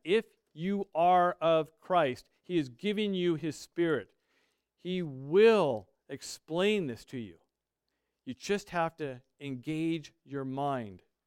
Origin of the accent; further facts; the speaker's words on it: United States; We are American